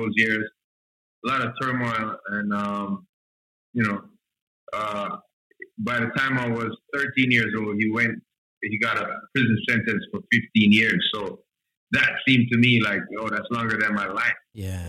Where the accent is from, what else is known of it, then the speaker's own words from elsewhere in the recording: Jamaica; growing up in Jamaica here, you know, there's a lot of poverty